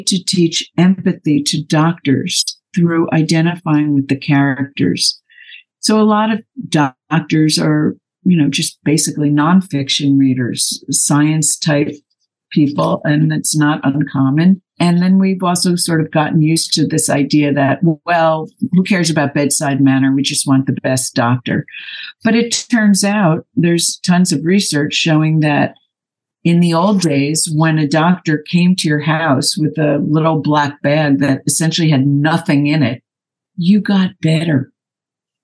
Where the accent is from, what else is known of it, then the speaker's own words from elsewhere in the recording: New Jersey, United States; also born or lived in New York City; now in Los Angeles, United States; I grew up in New Jersey and spent a lot of time in the city